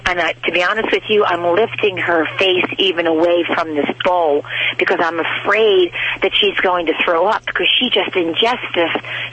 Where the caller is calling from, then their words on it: Reading, Pennsylvania, United States; Reading, Pennsylvania.